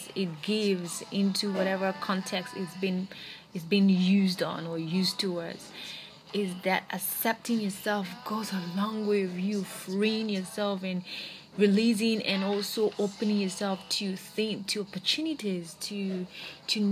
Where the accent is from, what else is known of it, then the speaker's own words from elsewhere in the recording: Nigeria; being in Nigeria, being a Nigerian, being an African, and being a lesbian is never pretty.